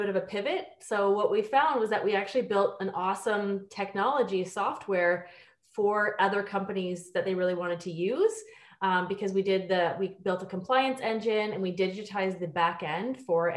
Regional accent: Ontario, Canada; moved away as an adult; also born or lived in Australia / United Kingdom; now in Vancouver, Canada; I'm from Ontario. I lived abroad for almost 10 years. I lived in Australia and the UK. And then I moved to Vancouver 5 years ago

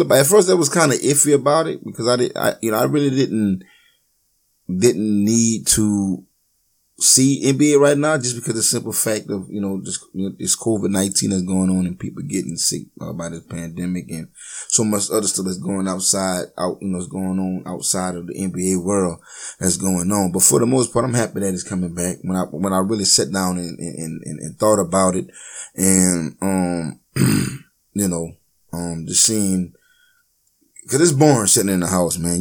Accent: Louisiana, United States; I'm from Louisiana

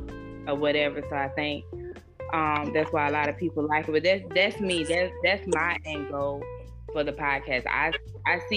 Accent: Anderson, South Carolina, United States; now in Greenville, United States; I am originally from Anderson, South Carolina

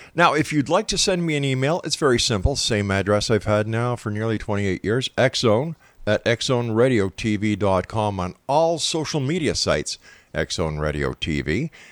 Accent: Montreal, Quebec, Canada; Montreal, Quebec, my hometown

